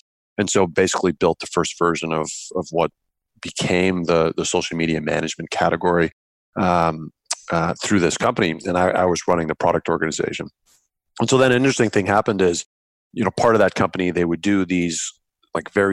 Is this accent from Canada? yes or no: yes; Canada; being Canadian, our biggest client was BlackBerry